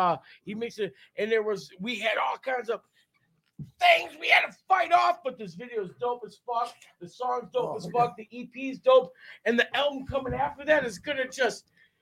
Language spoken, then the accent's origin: English; Milwaukee, Wisconsin, United States; But we're from Milwaukee.